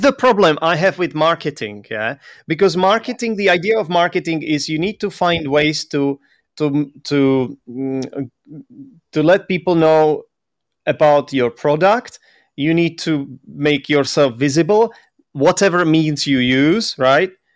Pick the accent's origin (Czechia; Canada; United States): Czechia; English is a second language; moved away; also born or lived in London; that's where I'm from. I'm Czech